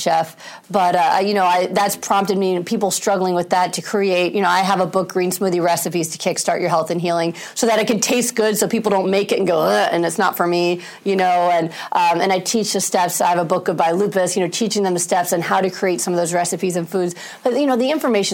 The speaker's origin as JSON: {"language": "English", "region": "New York", "country": "United States", "said": "I'm a New Yorker."}